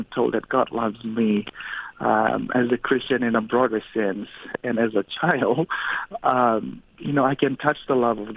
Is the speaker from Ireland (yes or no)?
no; Fiji; now in United States; Growing up in Fiji is a little bit different than growing up here in America